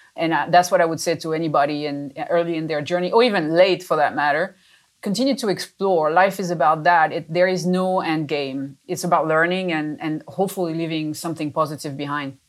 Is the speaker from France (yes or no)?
yes; France; moved away as an adult; now in United States; I was born in France. I'm a little French, French Italian to be specific, and uh, but I've been in the U.S. for many many years